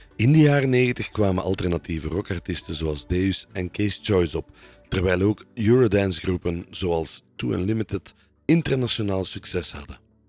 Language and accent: Dutch; Belgium